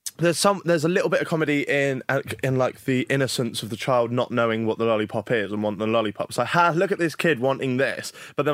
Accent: Norwich, East of England, United Kingdom; I'm from

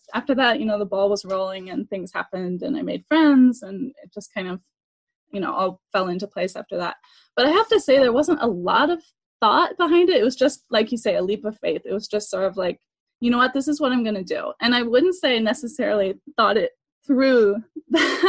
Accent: Oberlin, Ohio, United States; moved away as an adult; also born or lived in Indiana / New York; now in Paris, France; I grew up in Oberlin, Ohio

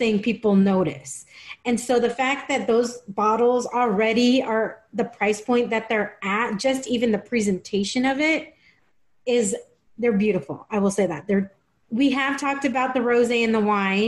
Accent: Tijuana, Baja California, Mexico; growing up in Tijuana

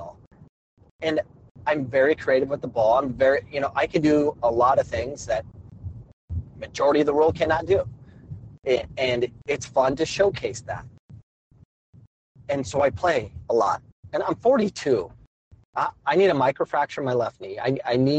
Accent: Arizona, United States; I grew up playing soccer in Arizona.

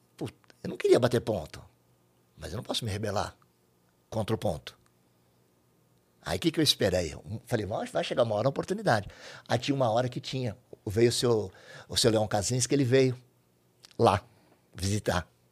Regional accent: São Paulo, Brazil; Eu sou de São Paulo, capital

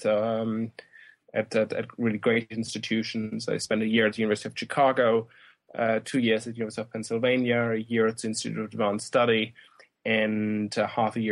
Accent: Germany; moved away as an adult; also born or lived in Oxford, United Kingdom / Glasgow, United Kingdom / United States; I grew up in Germany

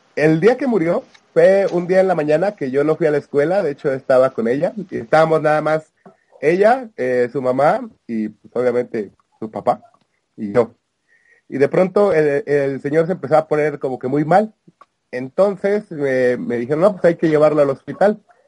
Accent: Veracruz, Mexico; yo soy, yo soy de Veracruz

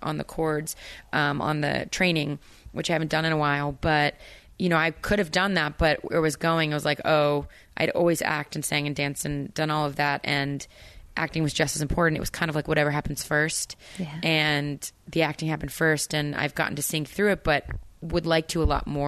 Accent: Potomac, Maryland, United States; also born or lived in Tennessee / North Carolina; we moved, and I grew up in Maryland, but spent every summer in North Carolina

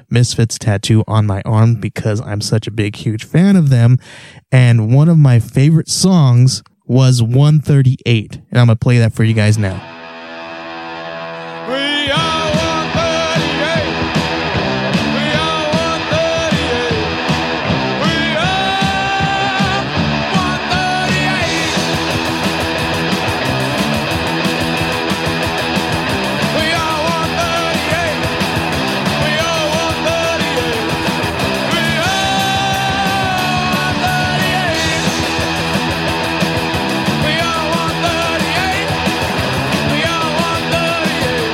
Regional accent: California, United States; moved away as an adult; now in Arizona, United States; we moved out to Arizona from California in, I think it was 2000, 2001. And I actually kind of stayed back. My mom moved out here. I was already 18

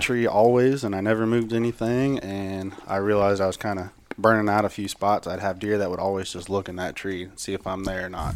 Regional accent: Higginsville, Missouri, United States; now in Blue Springs, United States; I'm from Higginsville

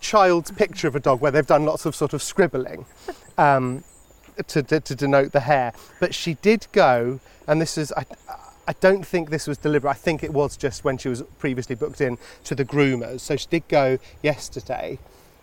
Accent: London, United Kingdom; moved away as an adult; now in Oxfordshire, United Kingdom; I've always lived in London. I guess I've sort of associated myself with being a Londoner

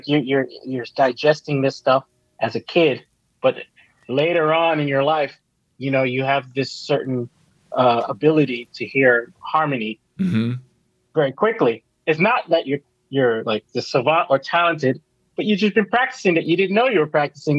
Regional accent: Miami, Florida, United States; also born or lived in Jamaica; 6 months in Miami, 6 months in Jamaica every year.

